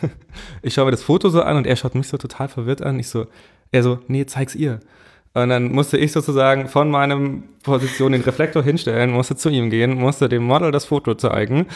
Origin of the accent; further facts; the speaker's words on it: Munich, Bavaria, Germany; ich komme eigentlich aus München